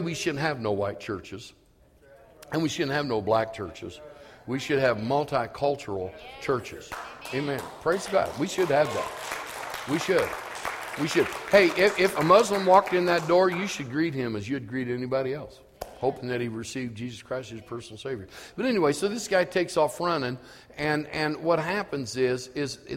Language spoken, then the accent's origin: English; Elwood, United States; I grew up in Elwood, and I grew up in a community of black people